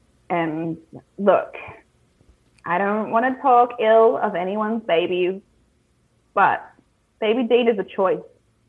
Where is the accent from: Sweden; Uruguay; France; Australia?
Australia; I don't hold Australian men to a very high standard. I've been single for many a year because I don't want to date an Australian man.